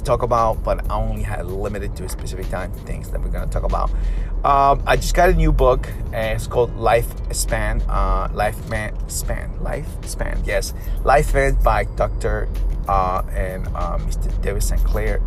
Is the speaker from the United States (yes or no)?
no; Peru; moved away; growing up in Peru